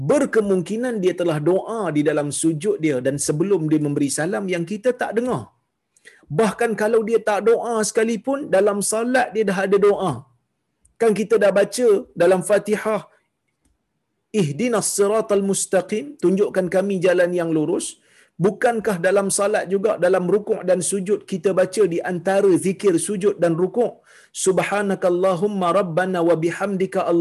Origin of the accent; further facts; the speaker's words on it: Kuala Lumpur, Malaysia; saya daripada ah, saya daripada Kuala Lumpur, masa tu saya duduk di Kuala Lumpur.